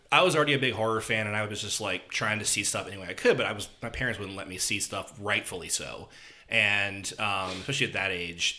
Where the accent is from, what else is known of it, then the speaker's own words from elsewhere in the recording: Franklin, United States; my hometown of Franklin